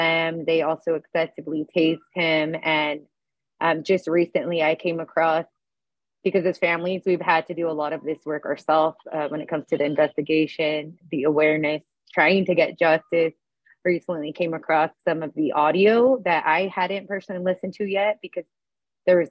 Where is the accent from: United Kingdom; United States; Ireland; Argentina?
United States; California; I'm from California